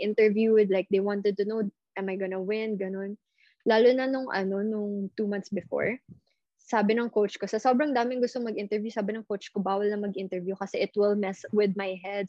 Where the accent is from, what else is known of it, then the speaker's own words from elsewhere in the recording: Philippines; I never grew up in China. I never grew up in the States. I grew up here